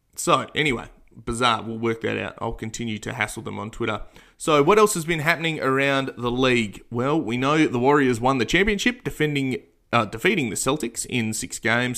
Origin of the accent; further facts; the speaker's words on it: Australia; as an Australian